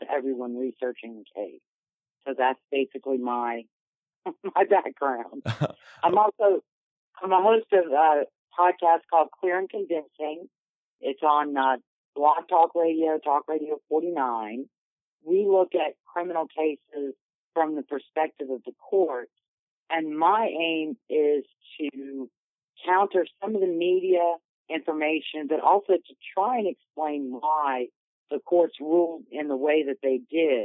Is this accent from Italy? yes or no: no; New Orleans, Louisiana, United States; I am originally from New Orleans.